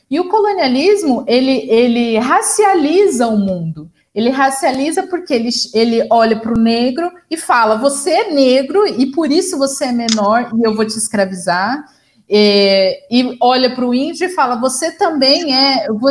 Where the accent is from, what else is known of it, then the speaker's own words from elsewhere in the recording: interior of São Paulo, Brazil; eu sou do interior de São Paulo